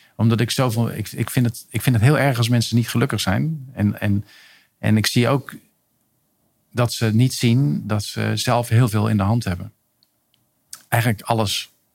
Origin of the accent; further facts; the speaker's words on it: Rotterdam, South Holland, Netherlands; Ik ben 66 geboren in Rotterdam